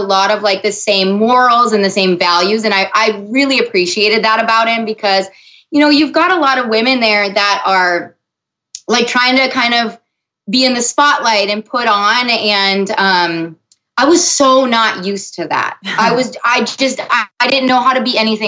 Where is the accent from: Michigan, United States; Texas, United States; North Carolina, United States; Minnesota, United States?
Minnesota, United States; also born or lived in Los Angeles; they call us Minnesota nice